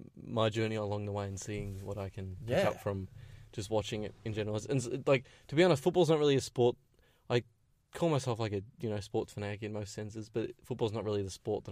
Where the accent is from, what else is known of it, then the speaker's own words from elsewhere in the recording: Melbourne, Victoria, Australia; being an Aussie